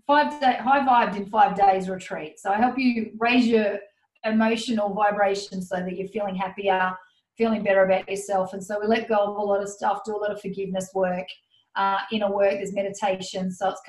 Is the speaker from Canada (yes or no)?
no; Goulburn, New South Wales, Australia; No, I'm in my hometown at the moment.